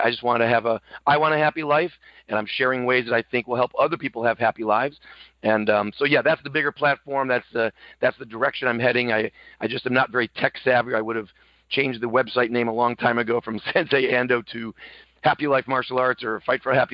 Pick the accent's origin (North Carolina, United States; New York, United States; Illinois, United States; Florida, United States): New York, United States; Buffalo; I come from Buffalo, New York.